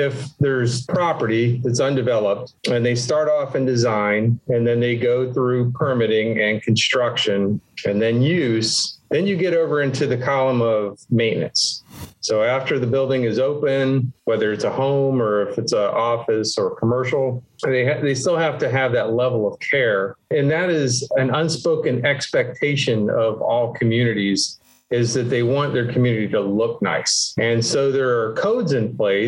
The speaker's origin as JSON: {"language": "English", "town": "Miami", "region": "Florida", "country": "United States", "tie": "born or raised there", "also_born_or_lived": "Texas", "moved": "yes", "said": "I am from Florida. I was born in Miami and grew up here"}